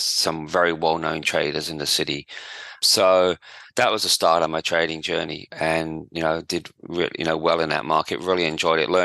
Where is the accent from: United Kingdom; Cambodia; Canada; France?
United Kingdom; outskirts of London; moved away as an adult; now in Perth, Australia; I grew up in just outside London, on the outskirts of London, in England, obviously, not in Australia.